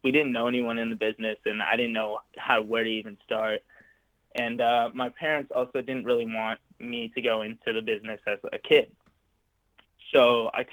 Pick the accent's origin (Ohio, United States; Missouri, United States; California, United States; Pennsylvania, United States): California, United States; Santa Monica; I was born and raised in Santa Monica, California.